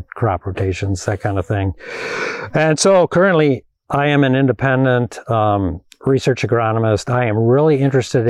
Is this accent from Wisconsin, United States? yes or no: yes; Madison, Wisconsin, United States; I am a city boy. I grew up in Madison, Wisconsin